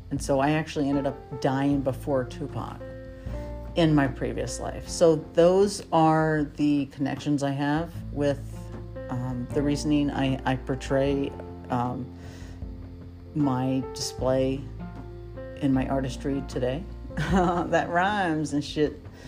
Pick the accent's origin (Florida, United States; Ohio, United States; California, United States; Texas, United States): Ohio, United States; Chillicothe; also born or lived in Piqua; You know, I was born in Miami County, which is in Ohio. It's in Piqua, Ohio. And we moved in third grade to Chillicothe